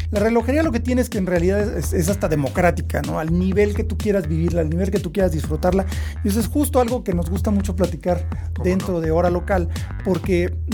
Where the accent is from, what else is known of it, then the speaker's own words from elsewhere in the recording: Mexico; en México somos fans de Mido.